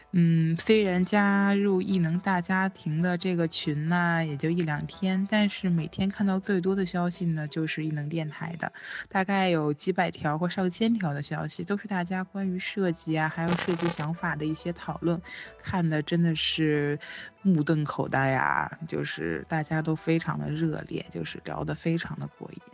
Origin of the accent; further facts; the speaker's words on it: Hezhou, Guangxi, China; 我来自广西贺州富川瑶族自治县